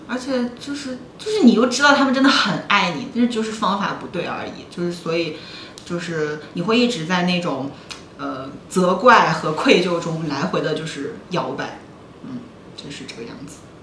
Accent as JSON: {"language": "Chinese", "region": "Northeast China", "country": "China", "moved": "yes", "lives_now": "Shanghai, China", "said": "我每年冬天，过完春节从， 从东北回上海"}